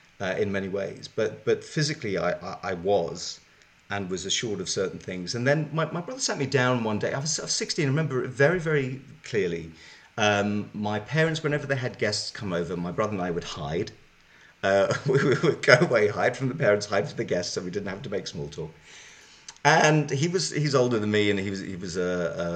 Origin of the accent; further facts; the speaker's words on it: Zimbabwe; growing up in Zimbabwe, I'm a white African Jew. So growing up in Zimbabwe, where I grew up